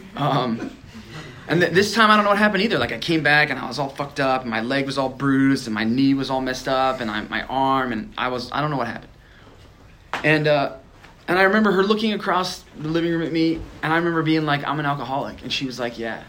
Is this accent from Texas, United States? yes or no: no; Nebraska, United States; I grew up in Nebraska